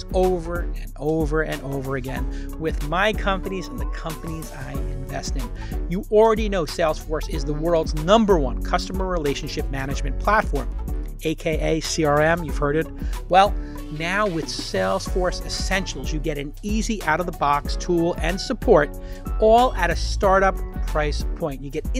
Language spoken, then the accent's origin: English; New York City, New York, United States; I'm from Brooklyn.